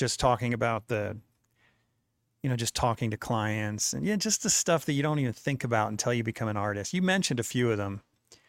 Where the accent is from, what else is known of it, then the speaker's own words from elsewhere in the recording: Hudson Valley, New York, United States; now in Utah, United States; When I grew up in the East Coast, I remember like the best mall. I lived in the Hudson Valley.